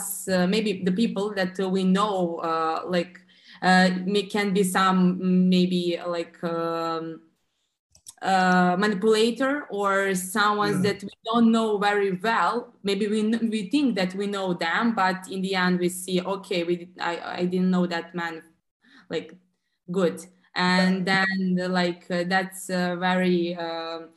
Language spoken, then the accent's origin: English; Serbia; I live in Serbia. We are from the Southeast Europe, actually on the Balkan